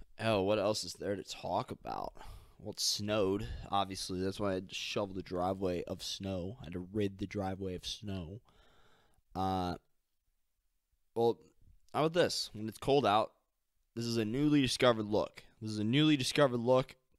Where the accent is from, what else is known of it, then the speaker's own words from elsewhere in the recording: St. Louis, Missouri, United States; I'm from Saint Louis.